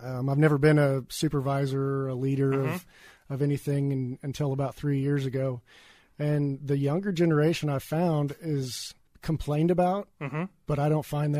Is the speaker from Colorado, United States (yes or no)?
no; Springfield, Missouri, United States; Well, my background is construction, and I was born in Springfield, Missouri. I've lived here all my life.